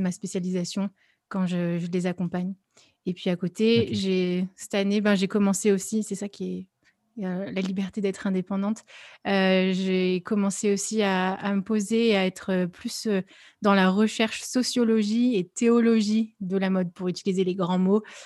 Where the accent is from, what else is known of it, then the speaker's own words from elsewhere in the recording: Lyon, Auvergne-Rhône-Alpes, France; je suis lyonnaise